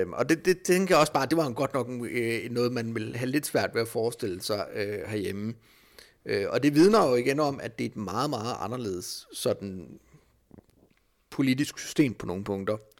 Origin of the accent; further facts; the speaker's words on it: Denmark; som dansker